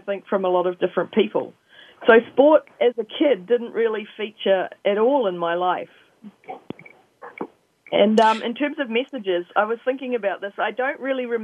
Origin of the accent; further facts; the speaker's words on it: New Zealand; I grew up on a very hilly sheep farm in New Zealand